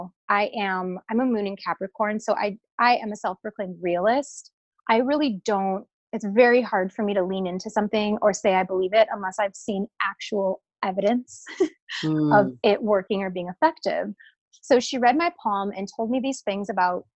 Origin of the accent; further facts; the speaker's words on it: Wisconsin, United States; now in Hollywood, United States; I'm from Wisconsin. And I am, you know, I had a very like Midwest upbringing.